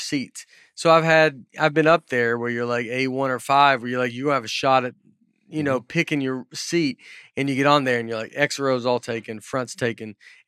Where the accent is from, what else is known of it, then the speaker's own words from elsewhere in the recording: Northern US, United States; accent: northern; My first day, she asked my name, and I said, … is my northern, in my northern accent.